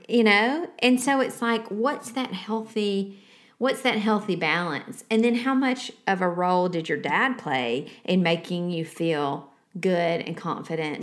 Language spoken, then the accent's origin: English; the South, United States; we are from the South